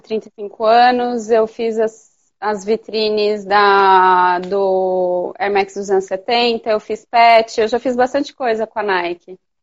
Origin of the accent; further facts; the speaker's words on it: Piracicaba, São Paulo, Brazil; also born or lived in Campinas; eu sou de Piracicaba, como eu estava te contando, eu mudei meu ateliê para Campinas